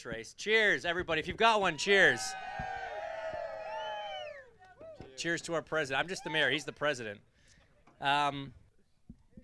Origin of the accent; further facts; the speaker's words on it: Canada; I'm from Canada